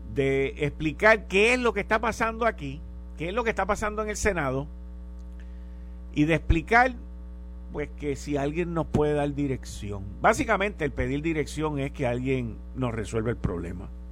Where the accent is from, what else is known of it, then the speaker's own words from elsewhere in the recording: Puerto Rico; nosotros tenemos en esta isla